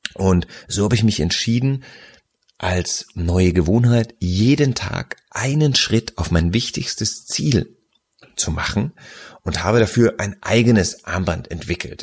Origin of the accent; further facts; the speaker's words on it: Nuremberg, Bavaria, Germany; ich ja als gebürtiger Nürnberger